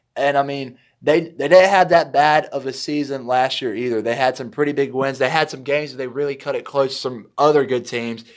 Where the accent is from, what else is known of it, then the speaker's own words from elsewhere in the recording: Kinston, North Carolina, United States; here in Kenton, North Carolina, your hometown, my hometown